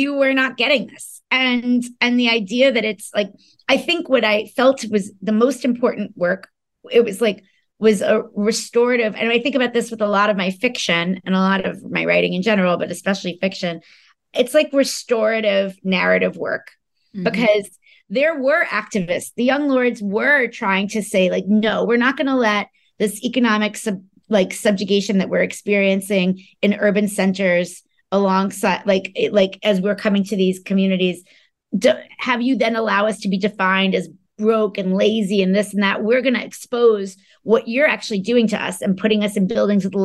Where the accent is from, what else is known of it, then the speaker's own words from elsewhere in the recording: New York, United States; my experience growing up in New York